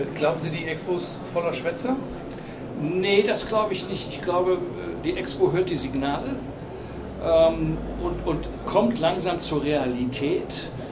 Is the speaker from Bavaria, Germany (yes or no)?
no; Cologne, North Rhine-Westphalia, Germany; now in Hamburg, Germany; Ich bin gebürtiger Kölner.